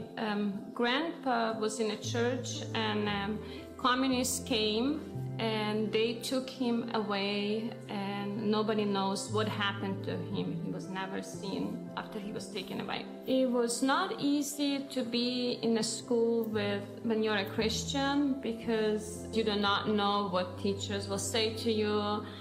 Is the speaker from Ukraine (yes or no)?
yes; near Ternopil, Ternopil Oblast, Ukraine; now in United States; the town where I grew up near Ternopil, Ukraine